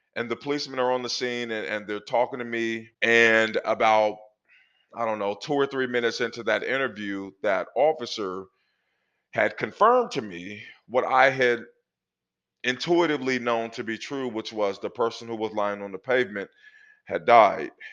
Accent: Portland, Oregon, United States; I grew up in Northeast Portland in the 80s

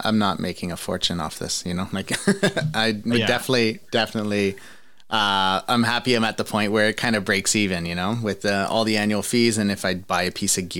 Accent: Ontario, Canada; Because I'm from Ontario, it's not like that here.

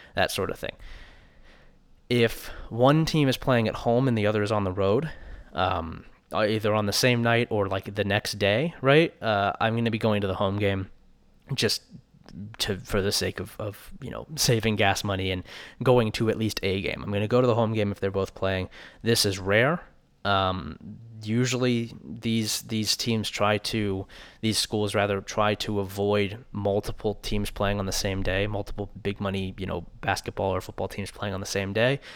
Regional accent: Columbus, Ohio, United States; moved away as an adult; now in Logan, United States; I grew up in Columbus, Ohio, and lived there until May when I moved out here to Logan

